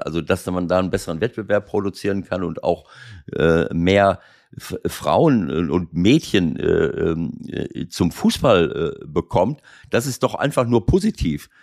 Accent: Schloss Holte-Stukenbrock, North Rhine-Westphalia, Germany; moved away; in meinem Heimatort Schloss Holte

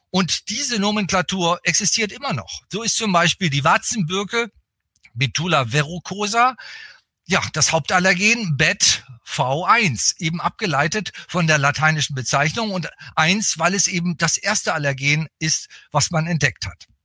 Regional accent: Bremen, Germany; now in Berlin, Germany; ich bin eigentlich kein richtiger Berliner, auch wenn ich jetzt schon viele Jahrzehnte in Berlin lebe, mit Unterbrechung. Ich bin eigentlich Bremer, komme aus Norddeutschland, also ein Fischkopf.

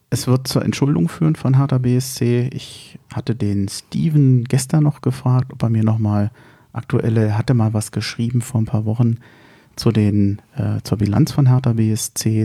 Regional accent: Berlin, Germany; wir rühmen uns ja als Berliner

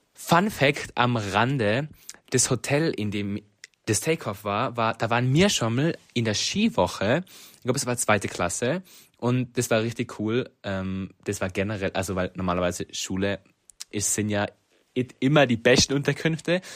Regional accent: Reutte, Tyrol, Austria; Ich komme aus Reute.

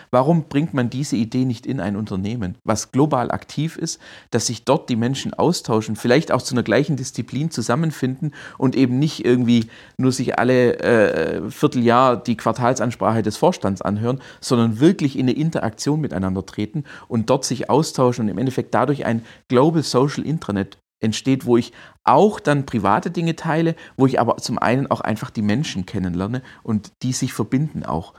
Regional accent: Swabia, Baden-Württemberg, Germany; accent: Swabian; also born or lived in Berlin / Heilbronn; ich bin Schwabe, das hört man auch, bin auch stolzer Schwabe

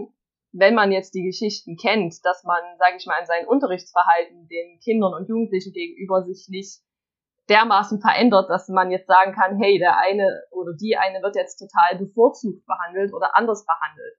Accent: Saxony, Germany; also born or lived in Leipzig; bei uns in Sachsen

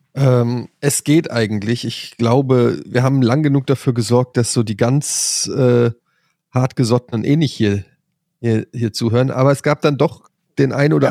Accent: Frankfurt, Germany; ich komme aus Frankfurt, da wurde das nicht an der Schule beigebracht

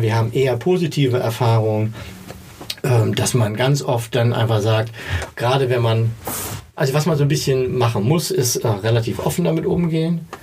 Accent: East Germany, Germany; Ich komme aus dem Osten

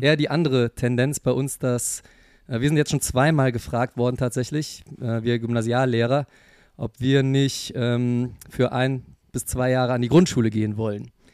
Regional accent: Germany; bei uns in Deutschland

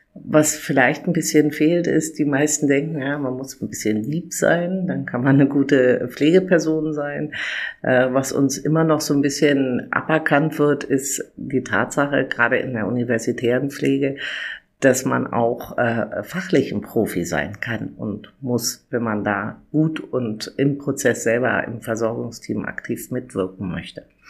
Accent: Berlin, Germany; ich bin 1966 in Berlin geboren und seit mittlerweile über drei Jahrzehnten in der Krankenpflege der Charité tätig

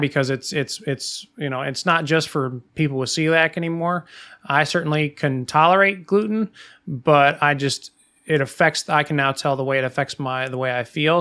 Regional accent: Midwest, United States; growing up in the Midwest

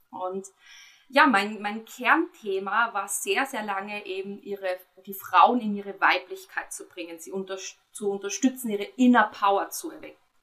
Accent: Austria; bei uns in Österreich

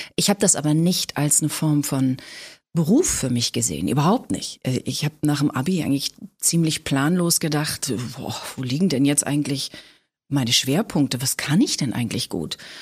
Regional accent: Hamburg, Germany; moved away as an adult; also born or lived in Ulm; now in Berlin, Germany; Also ich bin in Hamburg groß geworden.

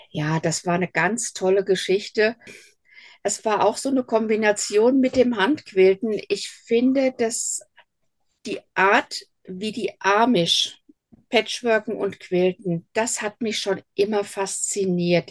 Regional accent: Hesse, Germany; accent: Hessian dialect; Ich bin Hessin durch und durch. Hochdeutsch ist mir nie gelegen. Also man wird mir meinen Dialekt immer irgendwo anhören. Ich bin auf einem kleinen Dorf groß geworden.

